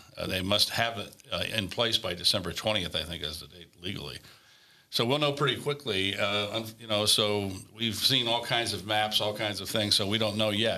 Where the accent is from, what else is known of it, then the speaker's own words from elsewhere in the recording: Corona, California, United States; my hometown